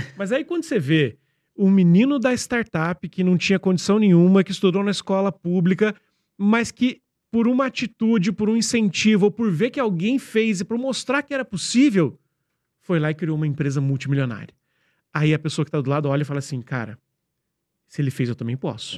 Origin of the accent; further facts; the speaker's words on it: interior of Minas Gerais, Brazil; now in São Paulo, Brazil; a gente cresceu lá, lá no interior onde eu, onde eu, onde eu nasci